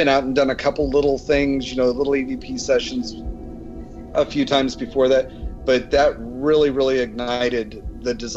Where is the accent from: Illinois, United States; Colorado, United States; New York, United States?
Colorado, United States; Colorado Springs; that's my hometown